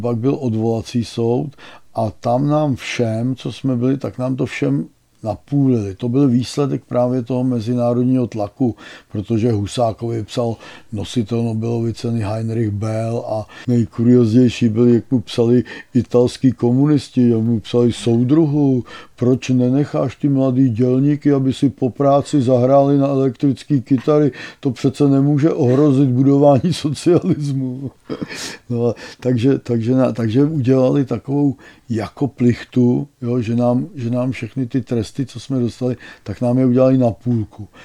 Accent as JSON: {"language": "Czech", "town": "Teplice", "region": "Ústí nad Labem Region", "country": "Czechia", "tie": "born or raised there", "also_born_or_lived": "Plzeň / Konstantinovy Lázně / České Libchavy", "said": "já jsem byl z Teplic"}